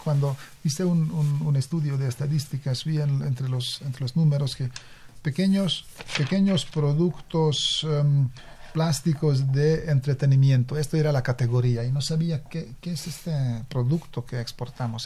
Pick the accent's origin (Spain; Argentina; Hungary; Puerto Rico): Hungary; moved away as an adult; now in Mexico; Yo vengo de Hungría